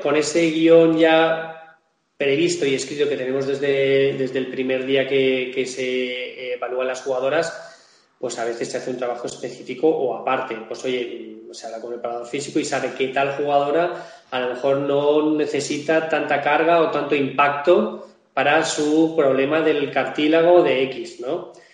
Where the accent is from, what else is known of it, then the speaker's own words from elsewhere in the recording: Majorca, Balearic Islands, Spain; yo soy mallorquín